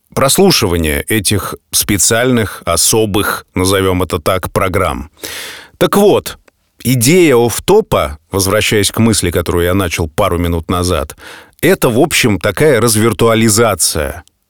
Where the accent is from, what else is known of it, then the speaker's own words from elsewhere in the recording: Saint Petersburg, Russia; нахожусь дома, нахожусь в родном городе